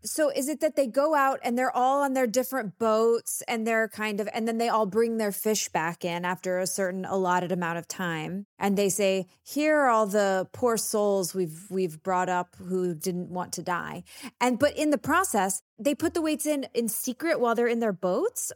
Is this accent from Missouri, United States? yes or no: no; Texas, United States